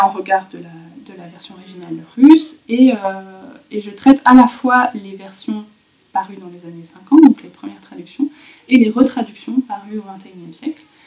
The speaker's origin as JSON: {"language": "French", "country": "Belgium", "tie": "born or raised there", "said": "J'ai grandi en Belgique, entre eux, la Flandre et la Wallonie."}